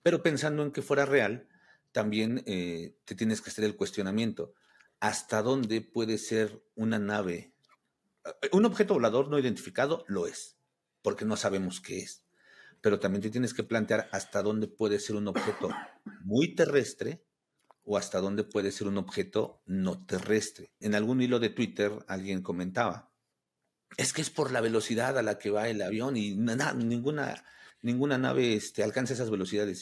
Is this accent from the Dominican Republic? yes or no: no; Mexico; soy de México